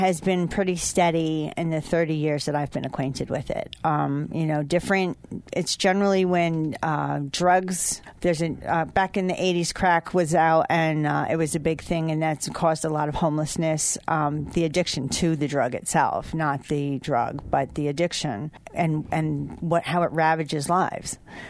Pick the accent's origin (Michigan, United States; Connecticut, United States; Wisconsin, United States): Connecticut, United States; Sharon; Well, back in the 80s, I came to Poughkeepsie from Sharon, Connecticut to attend Chrysler Business Institute.